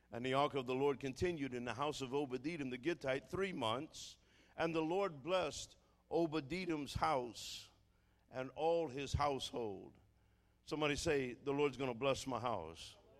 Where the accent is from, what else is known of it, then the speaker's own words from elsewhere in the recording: New Orleans, Louisiana, United States; I'm from New Orleans